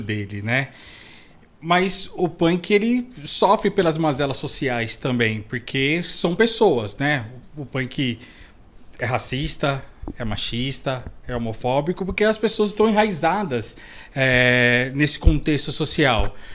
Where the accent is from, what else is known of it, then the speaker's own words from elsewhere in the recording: São Paulo, Brazil; also born or lived in Grajaú, São Paulo; eu nasci aqui perto, na, na Vila Prel, né? Depois eu fui pro Capão e hoje em dia eu moro no Grajaú